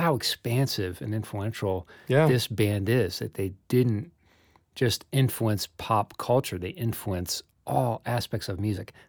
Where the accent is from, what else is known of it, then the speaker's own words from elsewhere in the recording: New York City, New York, United States; I've said golly like five times. I'm a New Yorker saying golly.